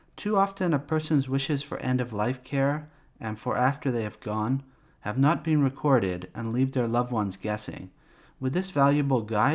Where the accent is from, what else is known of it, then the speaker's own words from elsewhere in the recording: Canada; now in Wiltshire, United Kingdom; I was born in Canada